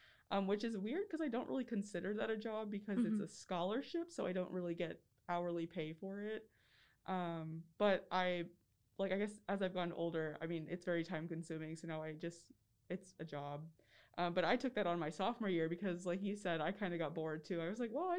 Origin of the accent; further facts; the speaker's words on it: Winston-Salem, North Carolina, United States; I'm from Winston-Salem, North Carolina